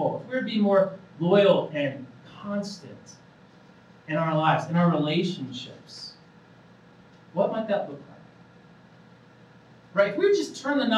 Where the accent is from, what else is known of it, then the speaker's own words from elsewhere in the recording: Indiana, United States; moved away as an adult; now in Colorado, United States; I'm originally from Indiana. I moved out of Colorado 3 years ago